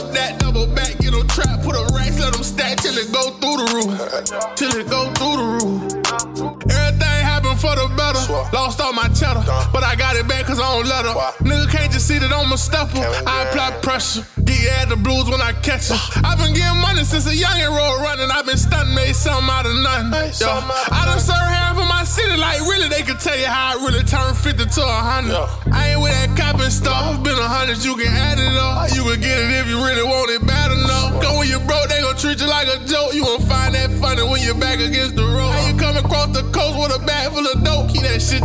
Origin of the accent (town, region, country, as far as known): Orlando, Florida, United States